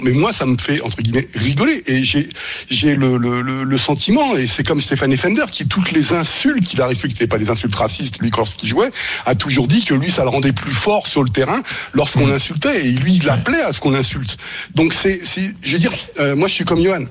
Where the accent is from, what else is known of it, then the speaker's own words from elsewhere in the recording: France; also born or lived in Germany; lorsque j'étais en Allemagne, j'étais victime de discrimination en tant que Français